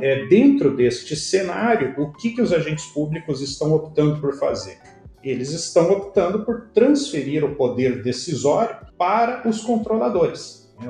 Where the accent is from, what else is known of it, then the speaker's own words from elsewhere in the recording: Curitiba, Paraná, Brazil; Curitiba, né, minha cidade natal